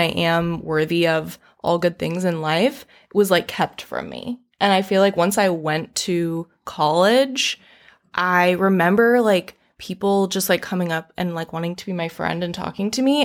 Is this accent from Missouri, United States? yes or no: no; Raleigh, North Carolina, United States; moved away; I am born and raised in Raleigh, North Carolina.